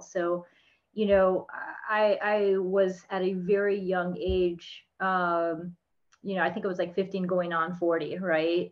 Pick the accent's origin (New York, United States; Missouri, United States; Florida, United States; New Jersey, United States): Florida, United States; South; also born or lived in Texas; now in Orlando, United States; I grew up in South Florida.